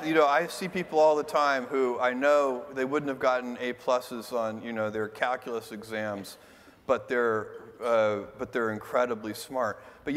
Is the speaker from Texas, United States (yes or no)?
yes; Texas, United States; also born or lived in Albuquerque, New Mexico; I was born in Albuquerque. All right. But I left when I was 3 or 4, and I moved to Texas.